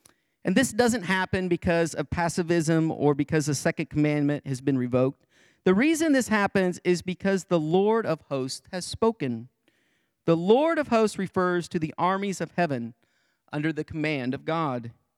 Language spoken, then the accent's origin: English; Greenfield, Illinois, United States; Back in my hometown of Greenfield, Illinois, there is a Vietnam War veteran.